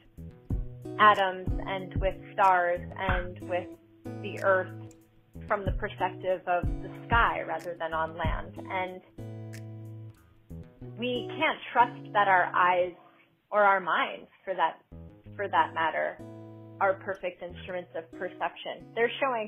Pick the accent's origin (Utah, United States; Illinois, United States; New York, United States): New York, United States; moved away as an adult; now in Boston, United States; I am born and raised in New York and moved to Boston 7 years ago